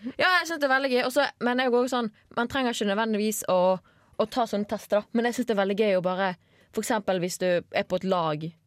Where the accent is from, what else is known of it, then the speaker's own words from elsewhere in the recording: Bergen, Vestland, Norway; accent: Bergen dialect; moved away; før jeg flyttet fra Bergen og folk begynte å påpeke Du er sykt typisk sånn bergenser